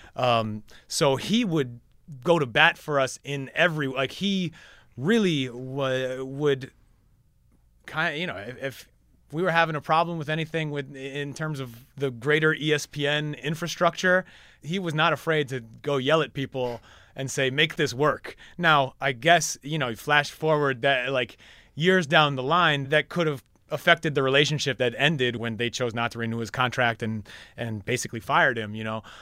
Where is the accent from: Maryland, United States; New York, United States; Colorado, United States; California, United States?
New York, United States; I'm from New York